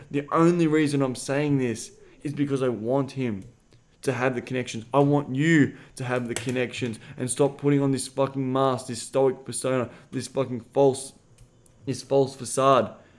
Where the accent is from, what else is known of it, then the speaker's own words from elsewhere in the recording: Australia; I'm Australian